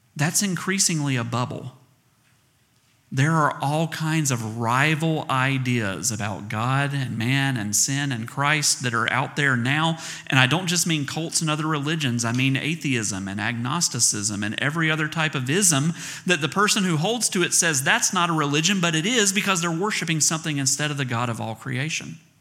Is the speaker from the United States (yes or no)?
yes; the South, United States; accent: southern; I'm from the South, so it sounds like A I R